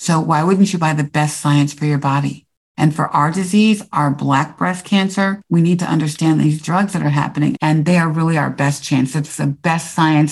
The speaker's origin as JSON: {"language": "English", "town": "Silver Spring", "region": "Maryland", "country": "United States", "tie": "born or raised there", "also_born_or_lived": "New York / Chicago / New Jersey / Atlanta", "moved": "as an adult", "said": "I grew up in Silver Spring, Maryland"}